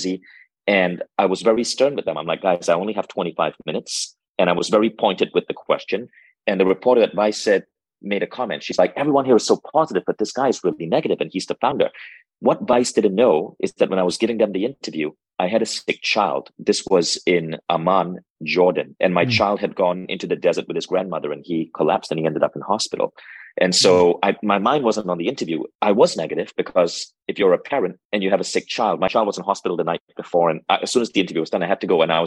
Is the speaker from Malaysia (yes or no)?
yes; Malaysia; moved away; I went to a high school in Malaysia. I grew up in Malaysia